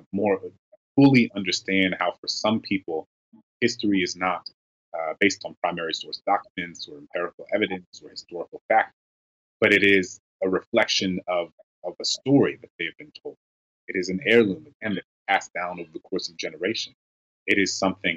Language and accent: English; New Orleans, Louisiana, United States; being a young Black kid growing up in New Orleans